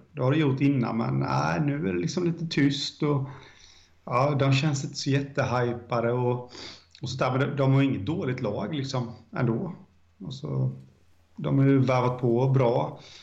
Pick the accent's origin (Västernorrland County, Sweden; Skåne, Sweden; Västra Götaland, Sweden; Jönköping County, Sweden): Jönköping County, Sweden; Jönköping; jag är från Guldstaden, Jönköping